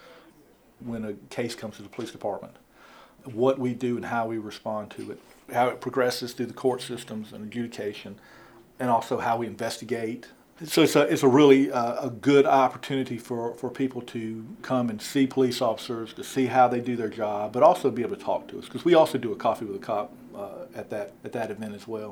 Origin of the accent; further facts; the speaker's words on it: Augusta, Georgia, United States; moved away as an adult; now in Milledgeville, United States; I grew up in Augusta